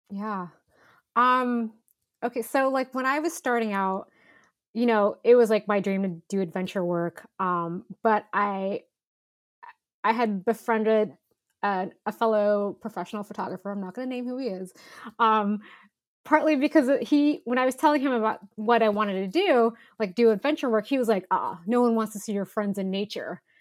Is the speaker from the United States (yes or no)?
yes; Northern California, United States; I grew up in Northern California